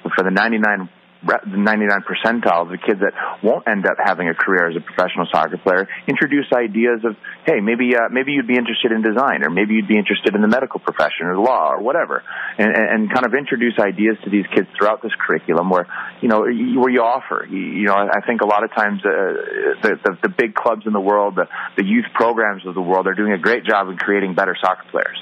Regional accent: Green Bay, Wisconsin, United States; moved away as an adult; growing up in Wisconsin, midwestern town

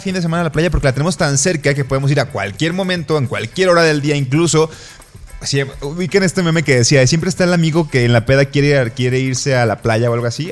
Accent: Colima, Mexico; yo soy de Colima, Colima está a la playa y la playa queda 40 minutos

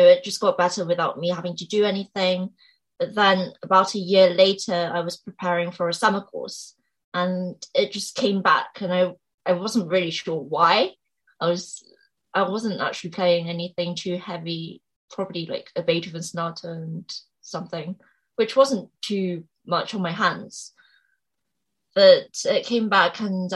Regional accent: England, United Kingdom; also born or lived in Seoul, South Korea; I was born in Seoul in South Korea. And then I moved to England when I was about 5

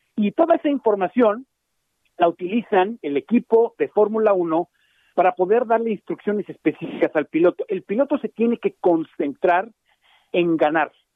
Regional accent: Mexico; nosotros los mexicanos

